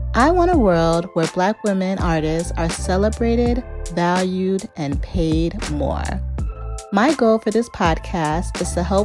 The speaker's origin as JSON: {"language": "English", "area": "the suburbs of Chicago", "region": "Illinois", "country": "United States", "tie": "born or raised there"}